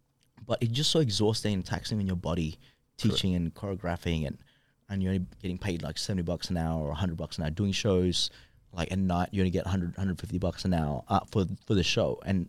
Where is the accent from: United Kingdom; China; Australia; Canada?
Australia; I'm like, yeah, we're b-boys. We're from Australia.